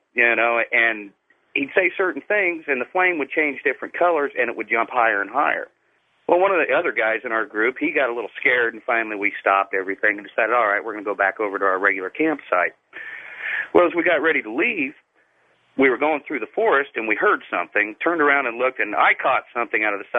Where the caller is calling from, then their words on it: Southern Illinois, United States; I'm calling from Southern Illinois.